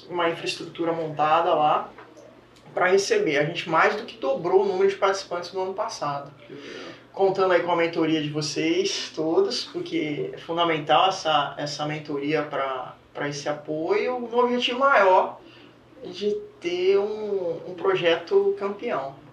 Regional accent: Bahia, Brazil; Sou baiana, sou baiano.

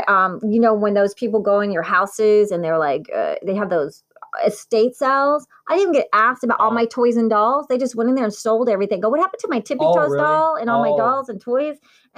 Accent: Italy; born there; accent: Valley Girl; I've been telling people this for years. I was born in Italy.

